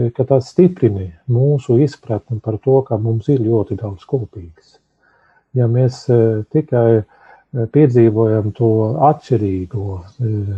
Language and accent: Latvian; Sweden; now in Latvia; Es uzaugu Zviedrijā